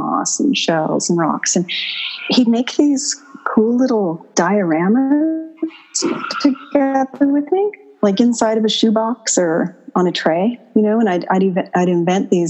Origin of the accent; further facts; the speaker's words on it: Dartmouth, Nova Scotia, Canada; also born or lived in Bermuda; I grew up in Dartmouth.